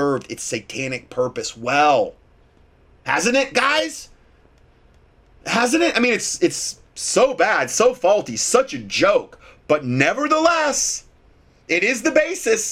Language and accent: English; Ohio, United States; moved away; I'm from Ohio originally